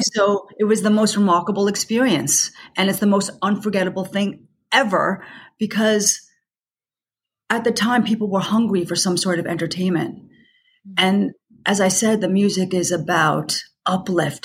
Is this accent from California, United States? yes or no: no; New York, United States; I, I'm a New Yorker